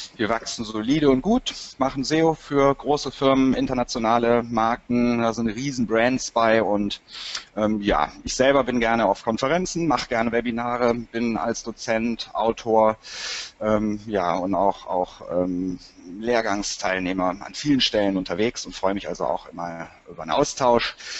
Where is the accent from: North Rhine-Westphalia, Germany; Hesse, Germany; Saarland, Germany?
North Rhine-Westphalia, Germany; Cologne; bin eine echte Kölsche Jung